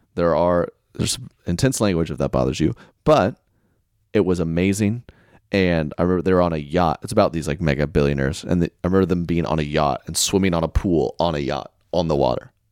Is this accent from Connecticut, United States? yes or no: no; Oklahoma, United States; I'm from Oklahoma